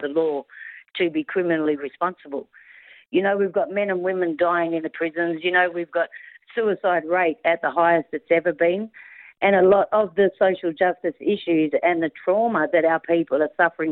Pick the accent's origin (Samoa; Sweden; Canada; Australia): Australia